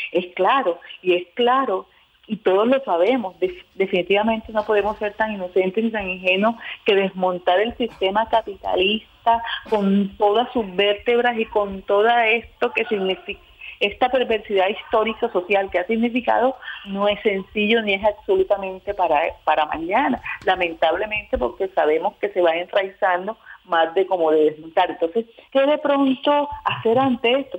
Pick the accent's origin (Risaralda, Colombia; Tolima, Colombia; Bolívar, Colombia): Bolívar, Colombia; Cartagena; moved away; yo soy de Cartagena, pero laboro acá